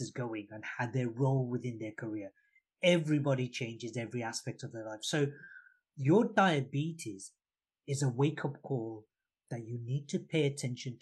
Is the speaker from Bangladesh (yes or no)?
yes; Bangladesh; moved away; Coming from a country, I was born in Bangladesh, which was East Pakistan at the time.